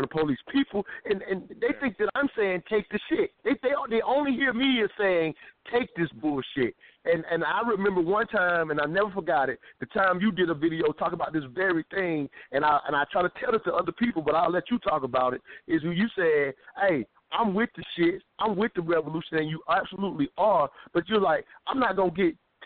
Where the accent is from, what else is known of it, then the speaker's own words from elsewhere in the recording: South Carolina, United States; I'm from South Carolina.